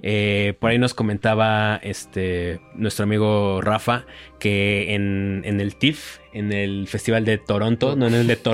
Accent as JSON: {"language": "Spanish", "country": "Mexico", "said": "Pues porque somos mexicanos."}